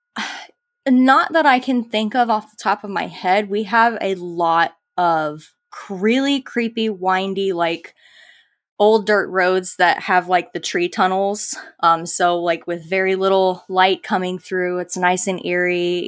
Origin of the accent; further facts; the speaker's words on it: Live Oak, Florida, United States; accent: southern twang; I grew up in little old Live Oak, Florida